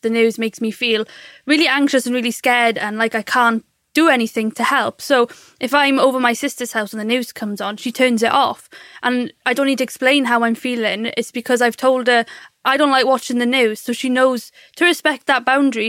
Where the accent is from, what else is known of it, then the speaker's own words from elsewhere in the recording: Surrey, South East England, United Kingdom; I'm from Surrey and I'm 24 years old